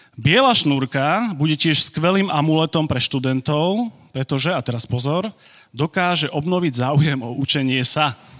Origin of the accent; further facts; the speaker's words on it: Košice, Košice Region, Slovakia; moved away as an adult; also born or lived in Virginia; Ja som tu doma. Ja som Košičan